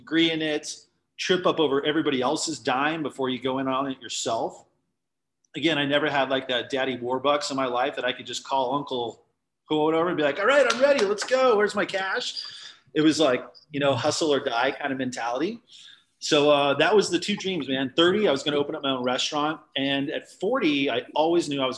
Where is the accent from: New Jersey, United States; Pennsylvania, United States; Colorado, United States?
Colorado, United States; Littleton; I'm a fourth generation Colorado native